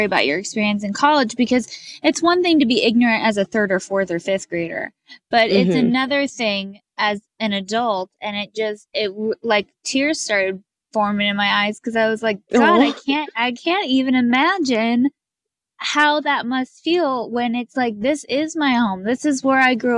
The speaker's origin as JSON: {"language": "English", "region": "California", "country": "United States", "tie": "born or raised there", "said": "I grew up in California in a bubble because California is obviously like very liberal"}